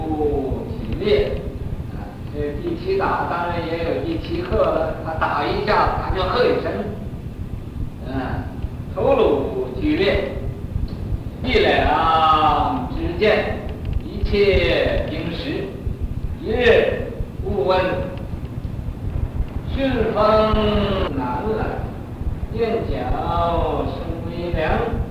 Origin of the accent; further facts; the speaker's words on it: Northeast China, China; accent: Northeastern Mandarin; 我这也不知道我讲的是国语呀、啊，是东北话。他们有人说我是东北的国语，我又觉得我东北根本没有东北。